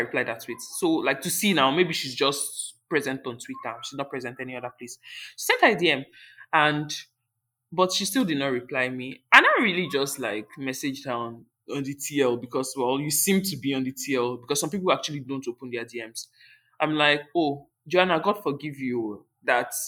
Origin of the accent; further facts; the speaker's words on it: Port Harcourt, Rivers State, Nigeria; I'm from Port Harcourt